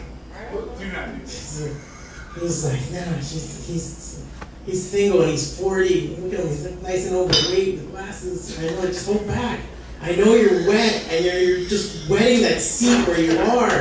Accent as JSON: {"language": "English", "town": "Hialeah", "region": "Florida", "country": "United States", "said": "I'm from Hialeah"}